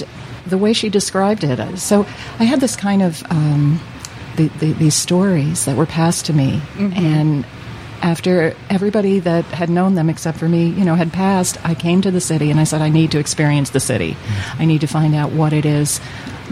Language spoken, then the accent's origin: English; New York, United States; growing up in New York with my grandmother